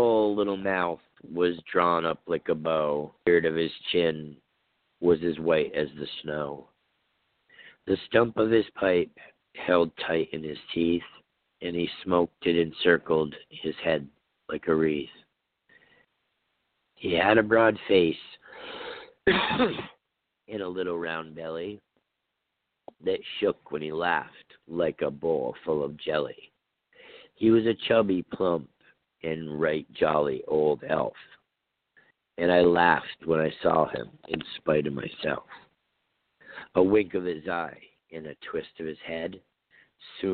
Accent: Vermont, United States; growing up in Vermont, we, you know, we usually had the white Christmases.

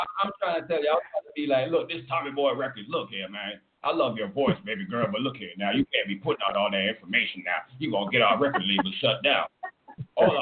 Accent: Jamaica; I'm from Jamaica

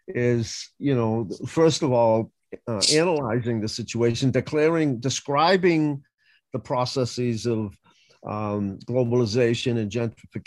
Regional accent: Boston, Massachusetts, United States; I grew up in the inner city, I grew up in Roxbury

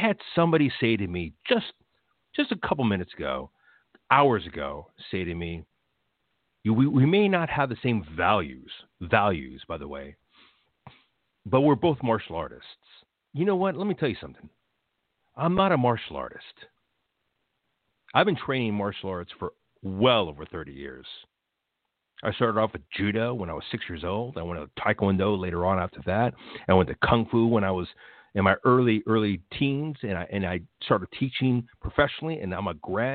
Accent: United States; I'm a first-generation American born here in 1973.

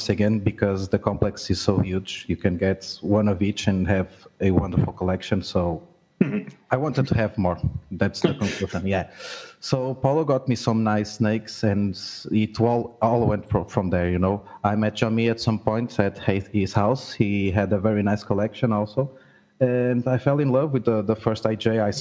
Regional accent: Portugal; I'm from Portugal

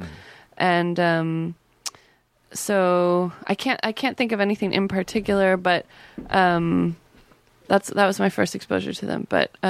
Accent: Seattle, Washington, United States; I grew up in Seattle, and I spent a lot of time in Olympia, which has heavy Riot Girl culture.

